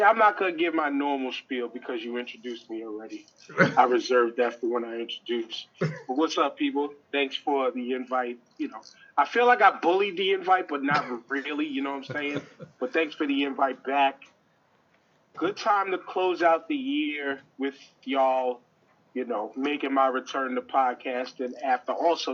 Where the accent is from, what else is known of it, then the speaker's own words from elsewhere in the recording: New York, United States; I'm from New York